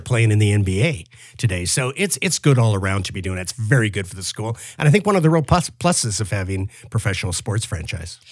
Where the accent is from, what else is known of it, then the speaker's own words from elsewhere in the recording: Windsor, Ontario, Canada; now in Toronto, Canada; as a kid growing up in Windsor